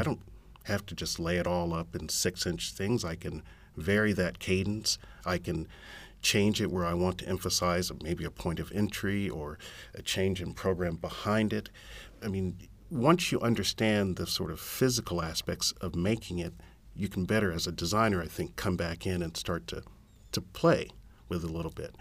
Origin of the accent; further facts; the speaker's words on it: San Antonio, Texas, United States; I'm from San Antonio